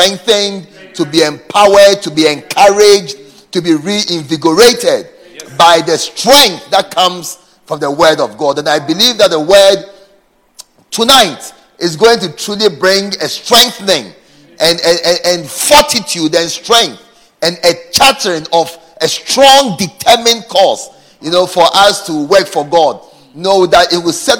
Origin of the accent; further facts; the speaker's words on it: Ghana; moved away as an adult; also born or lived in Dakar, Senegal; I was from Ghana, from a great church.